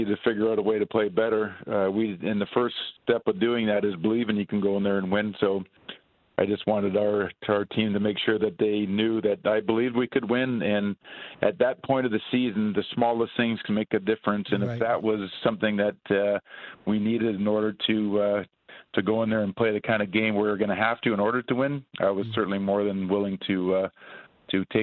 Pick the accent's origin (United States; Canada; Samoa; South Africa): Canada; Edmonton, Alberta; my hometown, Edmonton.